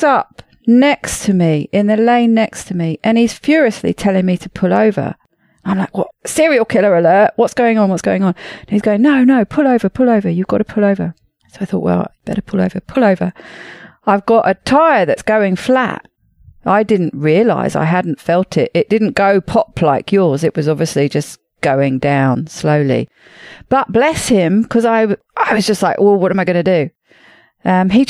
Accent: United Kingdom; moved away as an adult; now in France; I'm a Brit originally.

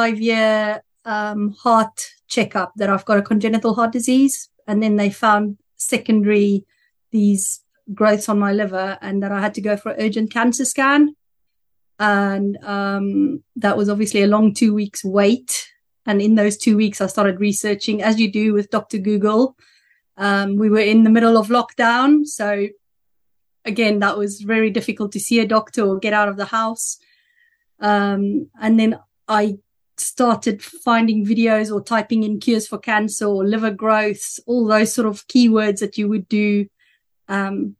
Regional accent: South Africa; accent: South African; now in Andover, United Kingdom; But that's where I'm living, but my accent is from South Africa

